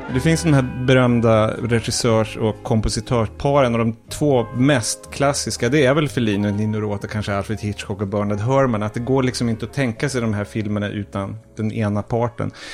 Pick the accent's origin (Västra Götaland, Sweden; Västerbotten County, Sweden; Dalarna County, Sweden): Västerbotten County, Sweden; Umeå; jag är då uppvuxen i Umeå